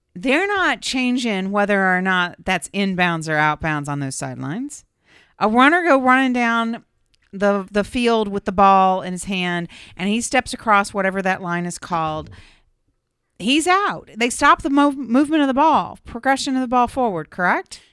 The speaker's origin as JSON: {"language": "English", "country": "United States"}